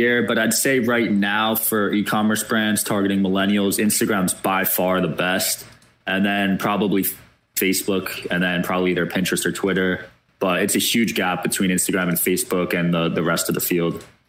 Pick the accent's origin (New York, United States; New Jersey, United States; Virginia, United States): New Jersey, United States; Bridgewater; now in Jersey City, United States; I grew up in Bridgewater, which is about an hour away.